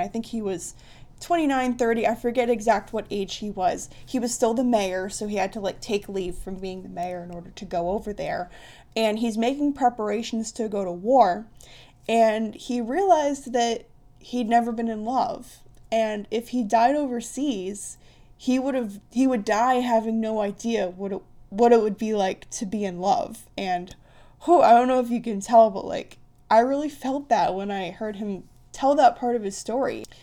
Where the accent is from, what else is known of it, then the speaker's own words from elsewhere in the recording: Columbus, Ohio, United States; I'm from Columbus, Ohio.